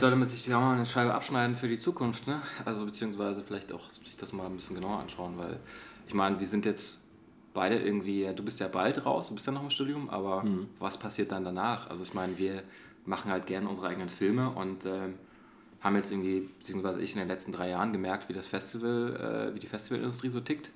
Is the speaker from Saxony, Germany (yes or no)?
yes; Dresden, Saxony, Germany; now in Berlin, Germany; Ich komme ja eigentlich aus Dresden